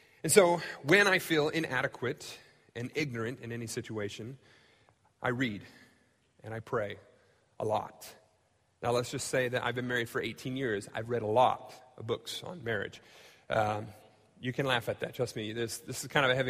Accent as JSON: {"language": "English", "country": "United States", "tie": "born or raised there", "said": "I've grown up in the United States. I love being an American"}